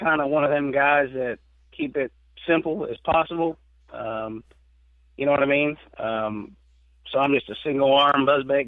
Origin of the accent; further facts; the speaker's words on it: United States; growing up on the Ohio River